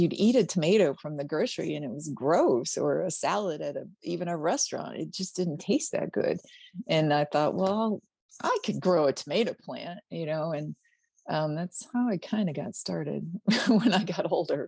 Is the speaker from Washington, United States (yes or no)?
no; Pennsylvania, United States; moved away as an adult; also born or lived in Alabama; now in Kentucky, United States; when we were growing up in Pennsylvania in the country